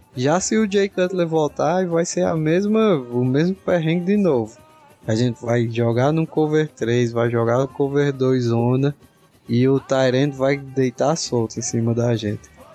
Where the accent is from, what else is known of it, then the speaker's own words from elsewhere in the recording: Northeast Region, Brazil; eu sou do Nordeste